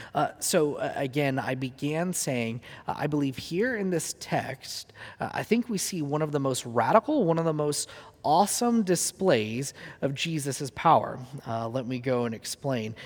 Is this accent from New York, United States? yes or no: no; Huntington Beach, California, United States; in my hometown where I grew up, he does a lot of his evangelism on the pier in Huntington Beach, California